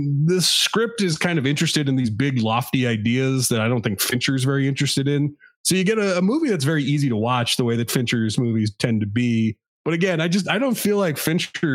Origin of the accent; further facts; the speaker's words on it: United States; I'm American